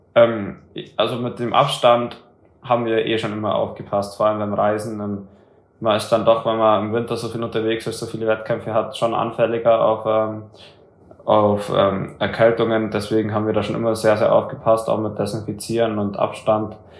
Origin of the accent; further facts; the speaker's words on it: Germany; für uns Deutschen